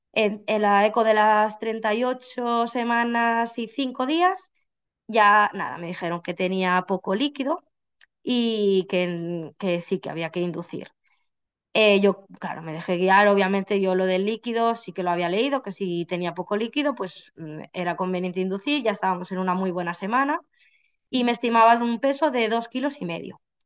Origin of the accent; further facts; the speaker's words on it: Barcelona, Catalonia, Spain; now in Santiago de Compostela, Spain; yo vivo en Santiago de Compostela, pero soy de Barcelona